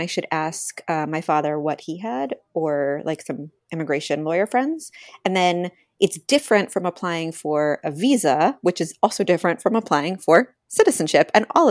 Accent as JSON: {"language": "English", "region": "New York", "country": "United States", "said": "We're from New York."}